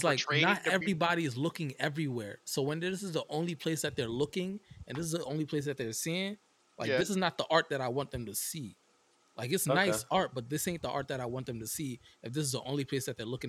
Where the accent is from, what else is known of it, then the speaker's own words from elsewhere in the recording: Philadelphia, Pennsylvania, United States; I'm from Philly.